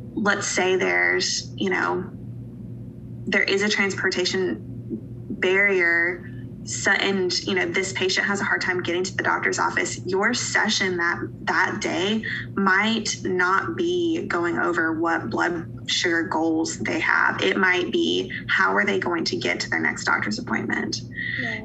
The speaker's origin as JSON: {"language": "English", "town": "Asheville", "region": "North Carolina", "country": "United States", "tie": "born or raised there", "also_born_or_lived": "Johnson City, Tennessee", "moved": "as an adult", "lives_now": "Eastern Tennessee, United States", "said": "I live in Eastern Tennessee now, but I'm from a, uh, a little a city in Western North Carolina called Asheville"}